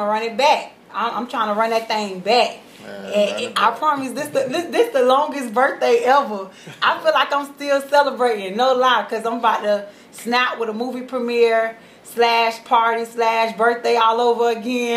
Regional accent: Orlando, Florida, United States; also born or lived in Homestead, Florida; I'm from Homestead, Florida, Miami, but born and raised in Orlando, off of Hawassi

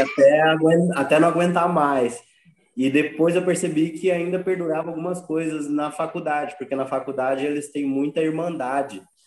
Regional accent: Brazil; enquanto brasileira

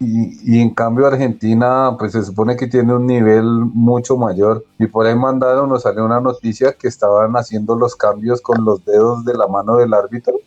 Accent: Colombia

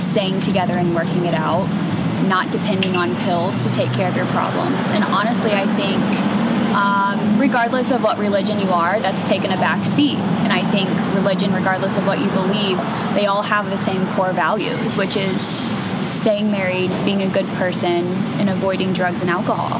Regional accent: Germantown, Ohio, United States; also born or lived in Middletown, Ohio / Dayton, Ohio / Toledo, Ohio; I was born in Middletown, Ohio, but actually from a small town called Germantown, Ohio, small farm town. Born and raised

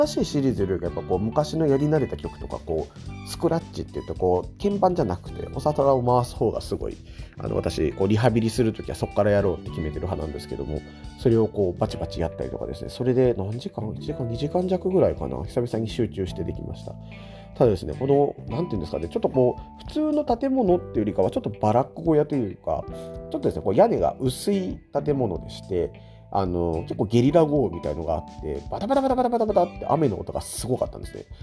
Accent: Tokyo, Japan; moved away as an adult; now in Shizuoka, Japan; 元々出身は東京なんですけども、えー、静岡、こっちに来て、もう九年経ちました。

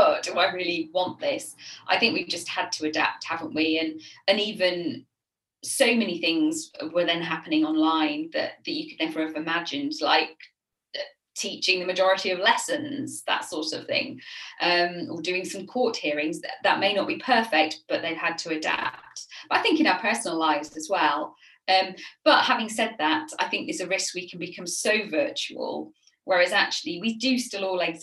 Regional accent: Sheffield, Yorkshire and the Humber, United Kingdom; accent: northern; now in Kent, United Kingdom; You can probably detect in my voice that I am northern. I grew up in Sheffield, so as far away from the sea as you can get in the UK.

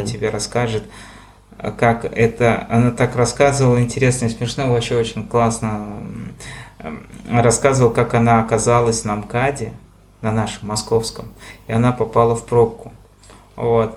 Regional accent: Moscow, Russia; я из Москвы

